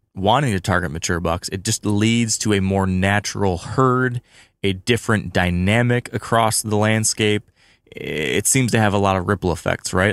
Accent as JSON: {"language": "English", "region": "Michigan", "country": "United States", "said": "my home state of Michigan"}